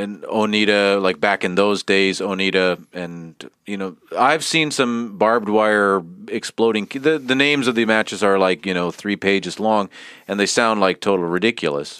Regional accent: Canada; now in Finland; We're both from Canada and we live in Finland

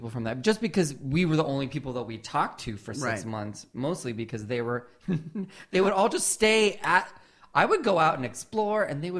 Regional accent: Southern California, United States; growing up in Southern California

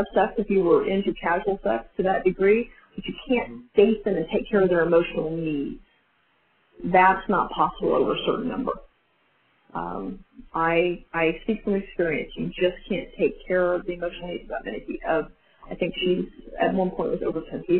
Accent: United States; I'm very American

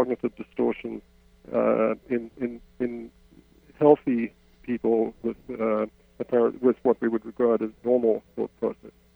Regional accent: South Africa; moved away as an adult; now in Canada; I, I grew up in South Africa, as my accent betrays. I spent most of my adult life in, in Canada

